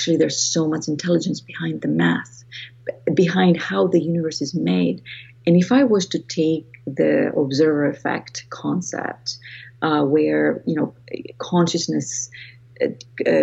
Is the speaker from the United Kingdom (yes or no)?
no; Greece; accent: Greek; moved away; I was raised in Greece, and that's where my accent comes from. I'm Greek